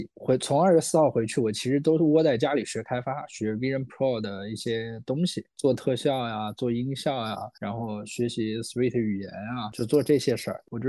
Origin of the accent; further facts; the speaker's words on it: China; 就我们中国人呢过这个元旦